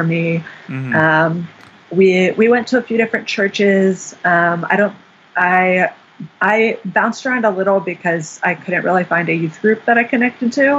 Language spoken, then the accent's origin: English; Fairfax, Virginia, United States; moved away as an adult; also born or lived in Pennsylvania; now in Chicago, United States; I'm from Fairfax, Virginia, which is right outside of Washington, D.C., Northern Virginia. I grew up there